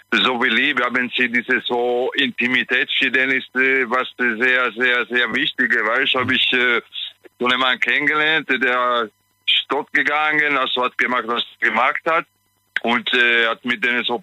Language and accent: German; Italy; German is a second language; ich bin Italiener, weißt